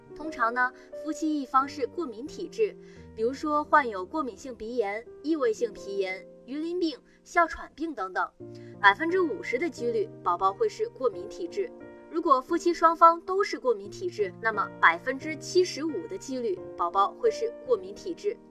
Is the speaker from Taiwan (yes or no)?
no; northern China, China; now in southern China; 我是北方人，现在在南方生活